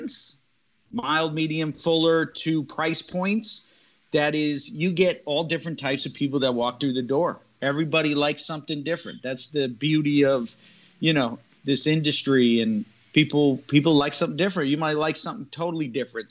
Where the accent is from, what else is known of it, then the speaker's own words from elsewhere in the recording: Connecticut, United States; moved away as an adult; also born or lived in Nicaragua; 24, you know, an Italian kid from Connecticut